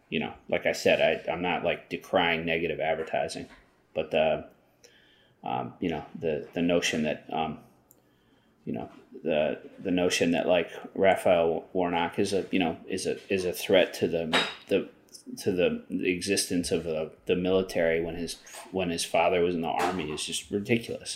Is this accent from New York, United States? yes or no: yes; Long Island, New York, United States; I grew up on, uh, Long Island, which is why I speak English so perfectly